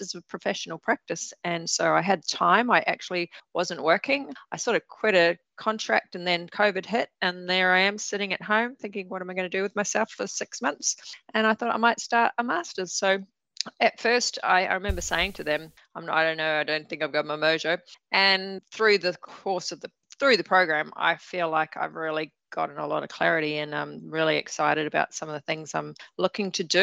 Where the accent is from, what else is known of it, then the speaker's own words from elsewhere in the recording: Waikato, New Zealand; I got the chance to ride horses and ride a bareback horse to school with cousins, Taharoa, the middle of nowhere